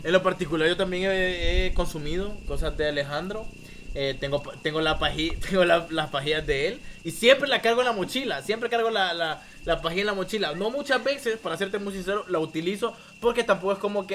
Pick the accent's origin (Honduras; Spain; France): Honduras; Danlí, El Paraíso; nosotros somos de Danlí